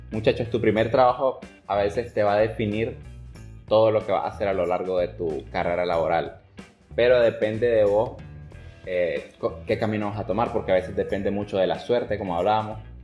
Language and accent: Spanish; Nicaragua; nosotros nicaragüenses